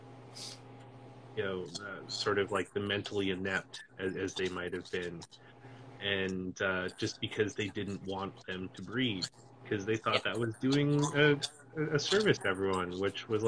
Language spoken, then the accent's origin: English; Canada